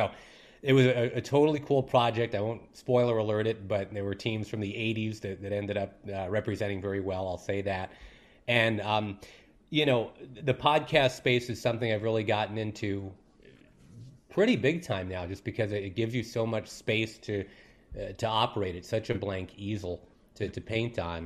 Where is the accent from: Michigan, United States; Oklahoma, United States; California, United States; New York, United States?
New York, United States; Rochester; in my hometown of Rochester, New York